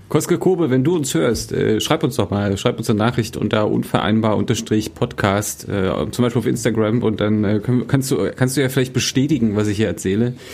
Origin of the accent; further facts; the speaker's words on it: Germany; bin ja in Deutschland groß geworden, deswegen ich muss wirklich vorsichtig sein, was ich da sage.